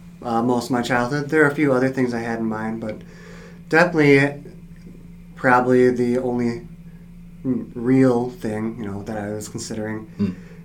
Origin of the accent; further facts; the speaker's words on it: Eau Claire, Wisconsin, United States; also born or lived in Fond du Lac, Wisconsin; We spent a few years in Fond du Lac, then. My dad took the call to teach at Emmanuel Lutheran High School in Eau Claire, so I grew up there.